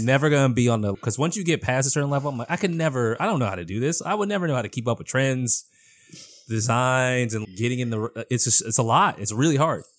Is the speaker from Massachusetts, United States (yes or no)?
yes; Boston, Massachusetts, United States; I'm born and raised in Boston